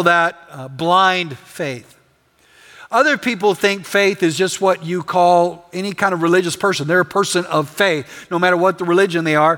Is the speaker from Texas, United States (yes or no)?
yes; West Texas, United States; I'm from West Texas.